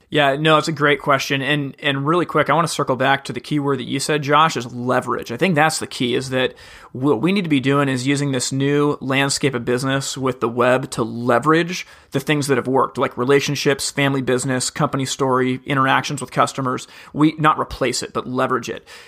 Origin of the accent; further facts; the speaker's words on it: Corvallis, Oregon, United States; From a little town called Corvallis, Oregon